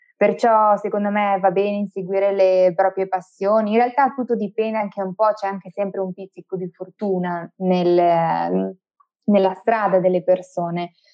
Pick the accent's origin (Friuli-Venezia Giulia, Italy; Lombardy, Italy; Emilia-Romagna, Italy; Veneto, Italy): Veneto, Italy; Verona; moved away as an adult; now in Bolzano, Italy; sono nata e cresciuta a Verona, ma attualmente eh, vivo a Bolzano